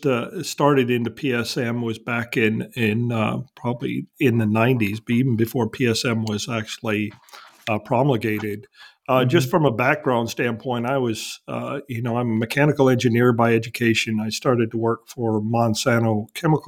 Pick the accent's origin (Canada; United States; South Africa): United States; Wisconsin; now in Texas, United States; I was born and raised in Wisconsin, so I'm kind of used to the cold weather